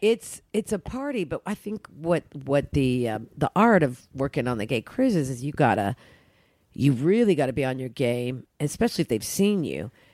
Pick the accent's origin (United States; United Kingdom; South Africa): United States; Oklahoma; I grew up in Oklahoma